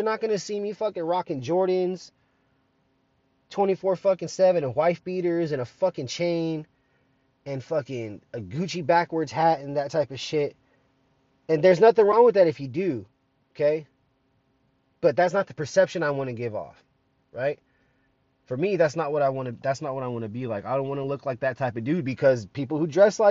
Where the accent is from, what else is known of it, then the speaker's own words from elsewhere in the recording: United States; I'm an American